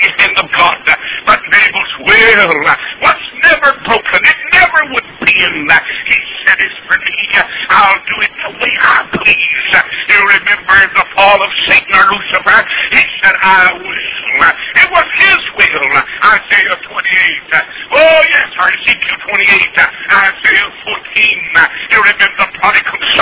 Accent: North Carolina, United States; moved away as an adult; now in Atlanta, United States; I was born in North Carolina. I'm a Tar Heel

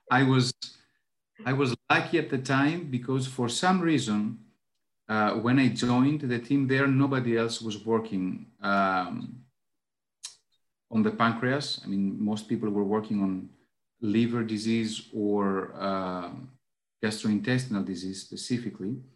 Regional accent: Athens, Attica, Greece; English is a second language; now in Karditsa, Greece; Well, right now I'm in in Karditsa. It's a small uh, town in in Greece. I'm originally from Athens, so I spend half my time in Athens, half my time in uh, Karditsa practically.

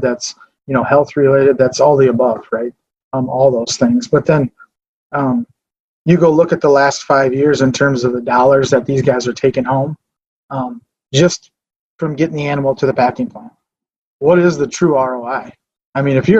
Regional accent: Fairmont, Minnesota, United States; I grew up here in Martin County, Fairmont. Grew up here, went to school here.

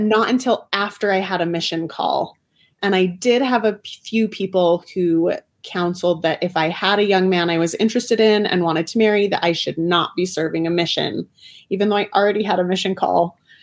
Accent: Bountiful, Utah, United States; I was raised in Davis County, Utah, like very Orthodox family

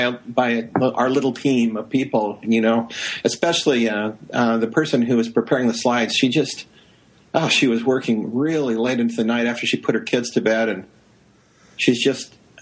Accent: Holladay, Utah, United States; moved away as an adult; also born or lived in Uruguay; now in Stanford, United States; I was raised in Holiday, Utah, and near Salt. It's a suburb of Salt Lake.

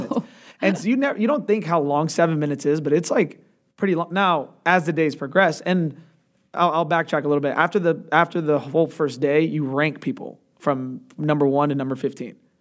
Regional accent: Atlanta, Georgia, United States; also born or lived in Chicago; moved down when I was really young, uh, to Atlanta and have been there ever since

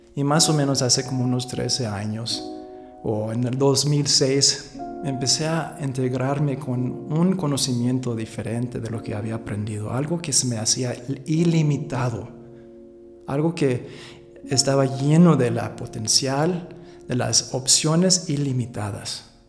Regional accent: San Francisco, California, United States; moved away as an adult; now in Aguascalientes, Mexico; yo pasé casi toda mi vida ahí en los Estados Unidos. Nací allá en San Francisco

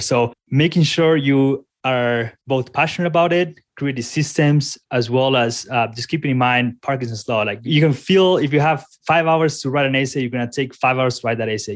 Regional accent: Colombia; moved away as an adult; now in Colorado, United States; I'm originally from Colombia, moved here to the United States a few years ago to college.

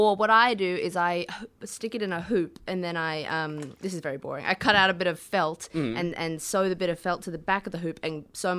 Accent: Toowoomba, Queensland, Australia; in my hometown in Toowoomba

